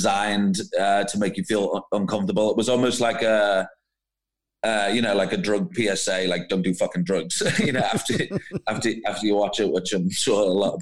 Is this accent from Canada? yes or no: no; Liverpool, North West England, United Kingdom; moved away as an adult; now in Cape Town, South Africa; originally I'm actually from Liverpool.